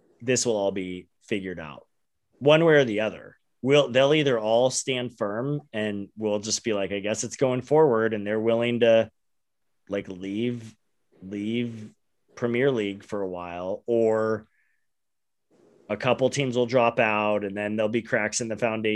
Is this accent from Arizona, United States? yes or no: yes; Phoenix, Arizona, United States; we're from Phoenix